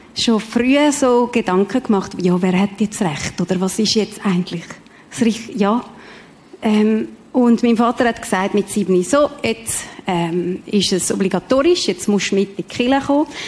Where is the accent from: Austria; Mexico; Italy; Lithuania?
Mexico; now in Switzerland; ich bin in Mexiko geboren